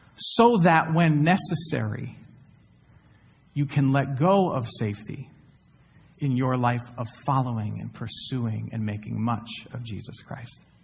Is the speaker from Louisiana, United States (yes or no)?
no; Flint, Michigan, United States; now in Houston, United States; my hometown of Flint, Michigan